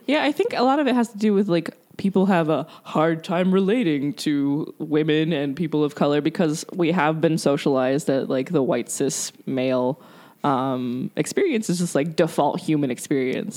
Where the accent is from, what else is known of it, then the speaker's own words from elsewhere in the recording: Columbia, South Carolina, United States; now in Columbus, United States; I'm from Columbia, South Carolina.